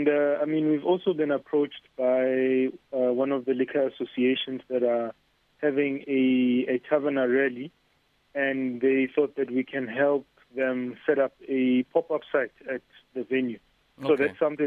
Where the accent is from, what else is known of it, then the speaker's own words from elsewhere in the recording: North West, South Africa; accent: Northwest swag; I'm from the Northwest. I am from the North.